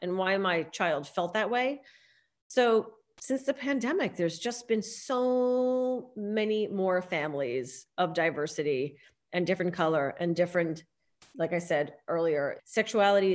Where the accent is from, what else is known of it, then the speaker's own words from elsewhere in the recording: New Jersey, United States; also born or lived in New York City / Los Angeles; now in Rhinebeck, United States; I'm originally from New Jersey. I'm a Jersey girl.